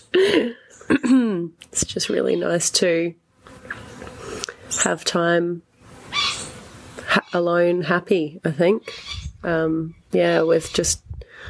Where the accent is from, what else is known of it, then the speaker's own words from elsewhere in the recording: Adelaide, South Australia, Australia; now in Melbourne, Australia; I'm originally from Adelaide, but living in Melbourne